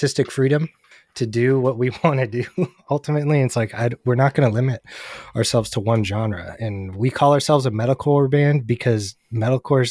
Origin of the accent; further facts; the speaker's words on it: Bay Area, California, United States; I grew up in the Bay Area, so there was venues in every city